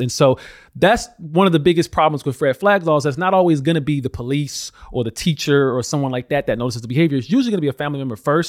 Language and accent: English; Alabama, United States; I grew up in Alabama